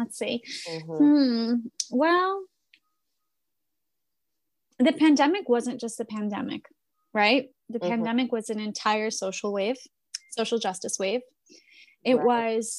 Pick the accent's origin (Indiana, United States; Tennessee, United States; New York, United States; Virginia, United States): New York, United States; New York City; as a person who's from New York City. I grew up in Queens. I grew up in New York.